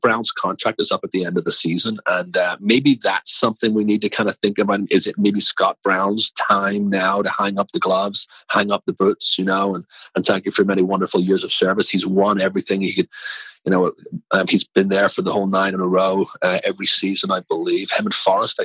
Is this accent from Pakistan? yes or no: no; Belfast, Northern Ireland, United Kingdom; also born or lived in Manchester, England / England; now in Washington, D.C., United States; I'm from Belfast.